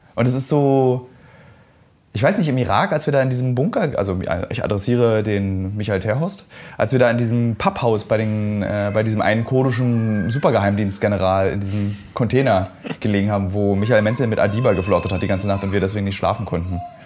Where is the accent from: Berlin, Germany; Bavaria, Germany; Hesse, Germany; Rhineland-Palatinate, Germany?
Berlin, Germany; ich habe in meinen 38 äh, Jahren als Berliner